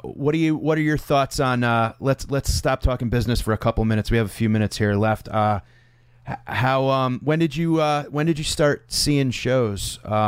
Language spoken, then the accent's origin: English; Connecticut, United States; I grew up in Connecticut.